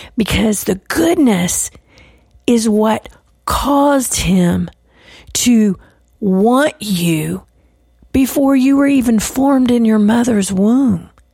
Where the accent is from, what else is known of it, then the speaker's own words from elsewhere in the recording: Texas, United States; I'm from the South, I'm from Texas